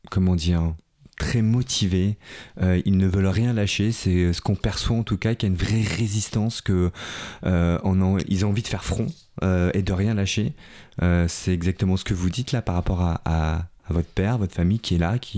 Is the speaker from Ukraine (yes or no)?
yes; Kyiv, Ukraine; French is a second language; now in France; Directement de Kiev.